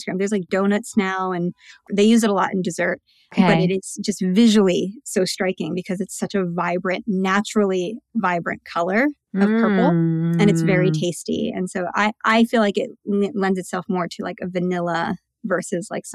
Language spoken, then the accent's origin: English; Pennsylvania, United States; moved away as an adult; also born or lived in Philippines; now in New York, United States; I was raised in Pennsylvania